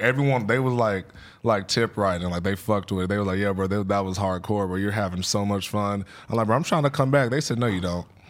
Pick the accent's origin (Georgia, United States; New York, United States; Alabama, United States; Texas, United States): Texas, United States; Killeen; Killeen, Texas, like Fort Hood. Okay. By Austin and shit.